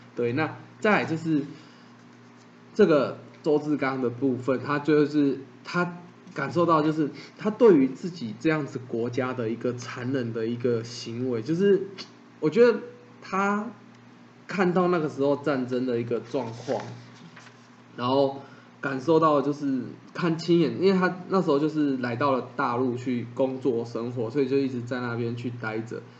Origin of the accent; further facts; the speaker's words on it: Taiwan; 我们之称为台湾人